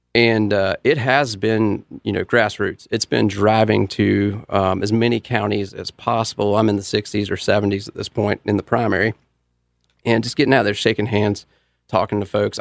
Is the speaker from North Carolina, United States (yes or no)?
yes; Charlotte, North Carolina, United States; I grew up in East Charlotte, uh, went to Independence High School in Mint Hill